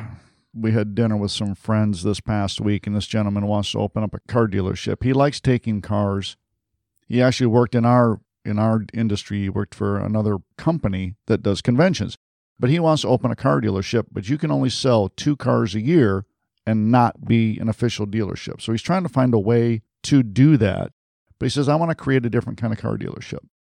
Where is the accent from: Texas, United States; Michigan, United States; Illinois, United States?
Michigan, United States; Detroit; moved away; I'm from Detroit originally